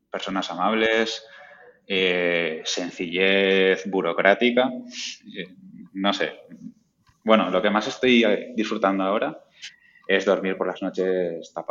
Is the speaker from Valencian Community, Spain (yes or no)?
yes; Valencia, Valencian Community, Spain; now in Elche, Spain; De, yo soy de Valencia, eh, me fui a vivir a, Elche, a Alicante